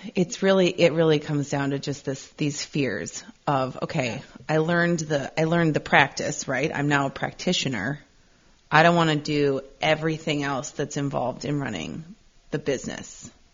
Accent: Midwest, United States; growing up in the Midwest

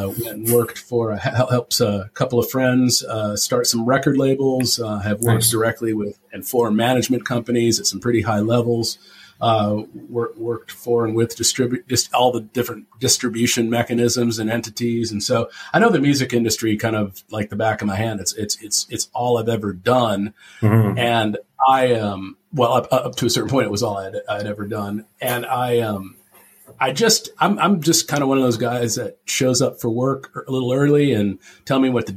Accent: Tempe, Arizona, United States; I grew up in Tempe, Arizona

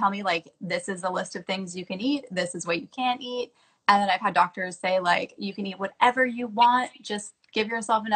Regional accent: Canada; now in United States; growing up in Canada

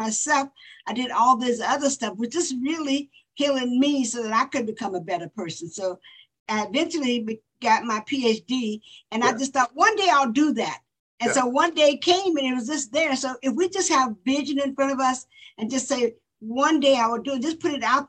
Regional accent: Florida, United States; I grew up in Florida where it was segregation and whites and blacks didn't meet

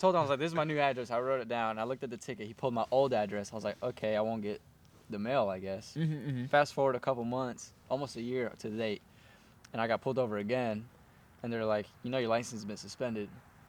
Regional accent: Durham, North Carolina, United States; born or raised there

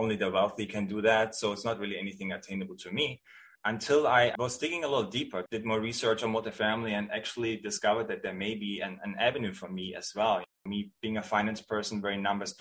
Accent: outside of the Munich area, Bavaria, Germany; English is a second language; moved away as an adult; now in San Francisco, United States; I'm born and raised in Germany. I grew up outside of the Munich area

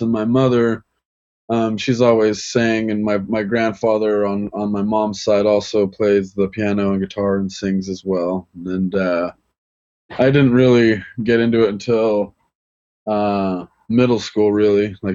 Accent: Bear Lake, Idaho, United States; also born or lived in Logan, Utah; I was brought up, I was born in Logan, Utah. I was raised in Bear Lake, Idaho

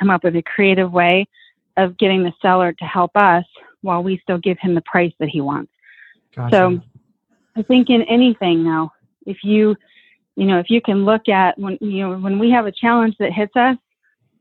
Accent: Tucson, Arizona, United States; We're from Tucson, an hour from the border.

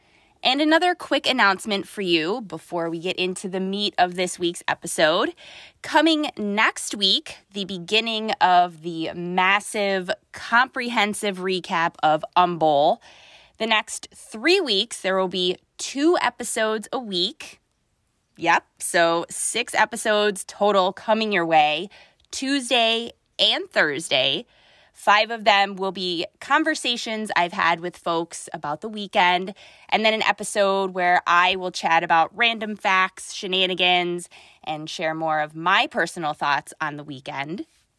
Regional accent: Buffalo, New York, United States; born or raised there

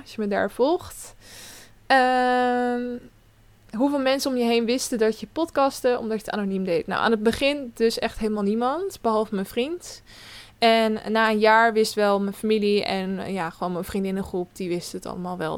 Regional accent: Westland, South Holland, Netherlands; ik kom zeker uit Zuid-Holland. Ik kom uit het Westland, bij de, waar de kassen staan

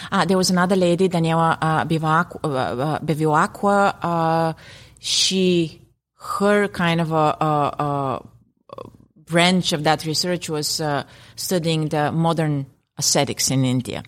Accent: Bulgaria; first language Bulgarian; English is a second language; Bulgarian, my native language

